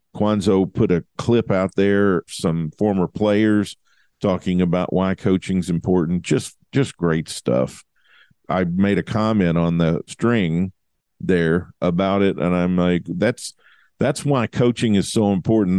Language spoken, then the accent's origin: English; Lola, Kentucky, United States; moved away; There's only about forty-five people, maybe fifty people that live in my hometown now